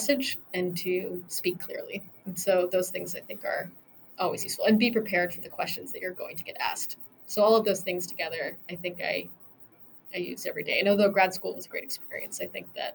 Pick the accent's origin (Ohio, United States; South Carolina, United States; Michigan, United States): Michigan, United States; I grew up in Michigan